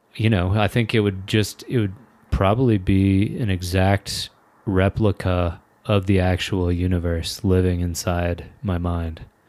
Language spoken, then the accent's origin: English; Kentucky, United States; I'm from Kentucky and, like, people drive trucks there